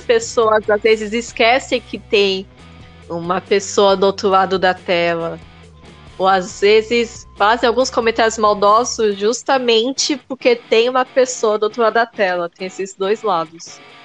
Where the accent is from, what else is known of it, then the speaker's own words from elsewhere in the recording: Santos, São Paulo, Brazil; Eu sou de Santos